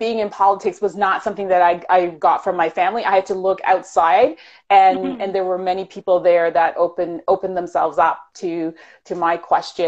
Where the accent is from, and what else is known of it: Toronto, Ontario, Canada; born or raised there; also born or lived in Jamaica